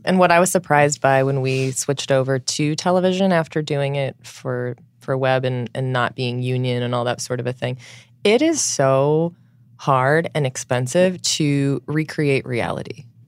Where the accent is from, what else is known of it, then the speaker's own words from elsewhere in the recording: Southern California, United States; now in New York, United States; I'm from Southern California